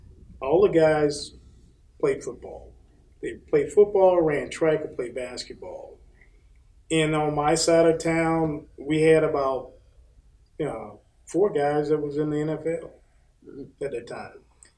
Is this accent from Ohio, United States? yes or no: no; Bartow, Florida, United States; I grew up in Central Florida, a little town called Bartow.